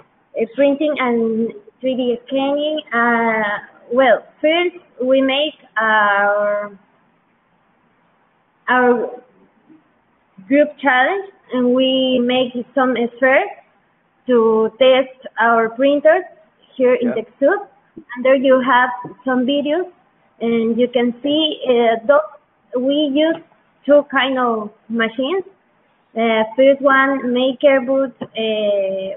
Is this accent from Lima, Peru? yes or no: no; Huancayo, Junín, Peru; English is a second language; I'm from Huancayo too